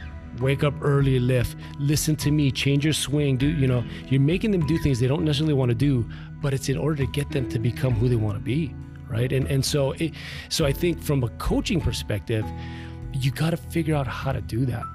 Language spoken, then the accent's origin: English; Hawaii Kai, Hawaii, United States; So I was raised in Hawaii Kai, lived there with my dad and my stepbrothers and sister.